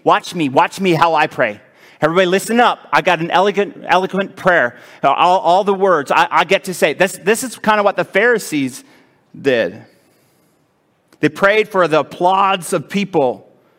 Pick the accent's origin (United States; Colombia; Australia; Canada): Canada; Edmonton, Alberta; It's in my hometown